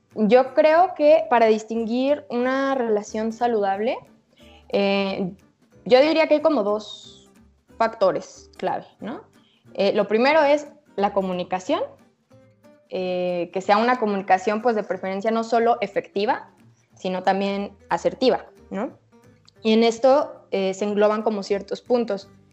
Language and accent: Spanish; Guadalajara, Jalisco, Mexico; soy de aquí de Guadalajara